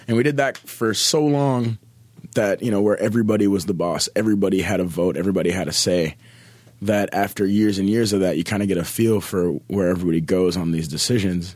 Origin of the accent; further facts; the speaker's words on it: Minneapolis, Minnesota, United States; I'm born and raised in Minneapolis, Minnesota